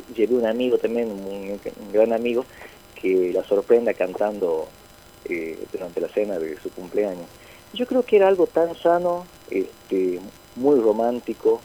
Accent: northern Argentina, Argentina; aquí en nuestra cultura, el argentino, el norteño

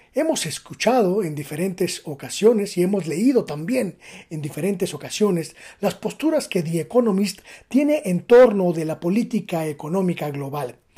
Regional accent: Mexico; es una obligación como mexicanos

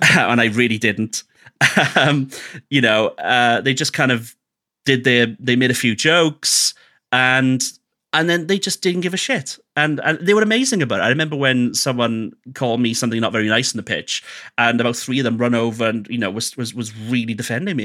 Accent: Wales, United Kingdom; I'm Welsh

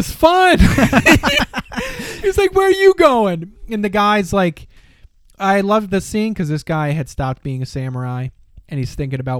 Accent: United States

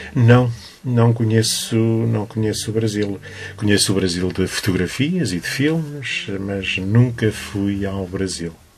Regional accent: Loriga, Centro, Portugal; foi a terra que me viu nascer, que me viu crescer

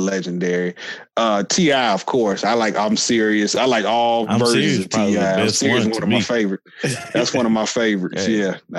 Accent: California, United States; moved away; I'm originally from Cali.

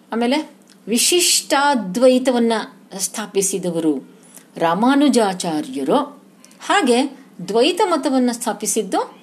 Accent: Koppar, Karnataka, India; moved away; ನಮ್ಮ ಊರು ಕೊಪ್ಪರ ನನ್ನ ತವರು ಮನೆ

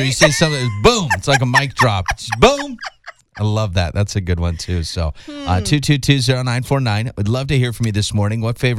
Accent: the South, United States; I'm from the South.

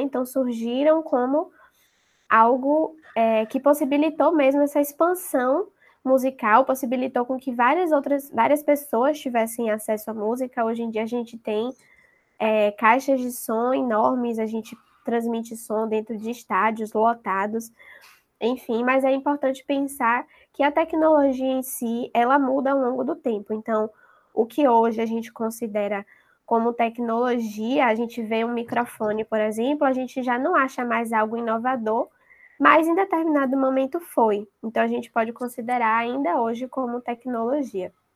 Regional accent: Salvador, Bahia, Brazil; daqui de Salvador, da minha terrinha

